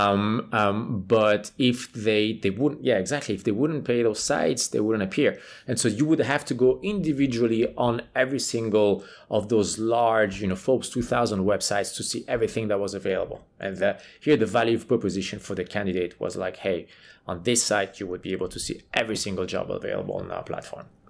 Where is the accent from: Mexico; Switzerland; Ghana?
Switzerland; moved away; I'm from Switzerland, right? So I played for the Swiss national team